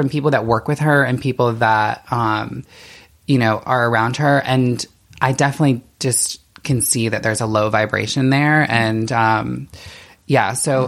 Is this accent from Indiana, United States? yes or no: yes; Indiana, United States; Indiana, yeah.